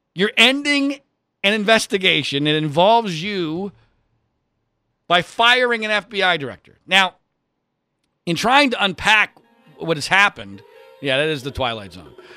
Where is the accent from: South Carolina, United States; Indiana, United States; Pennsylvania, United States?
Pennsylvania, United States; Philadelphia; I grew up in the Philadelphia area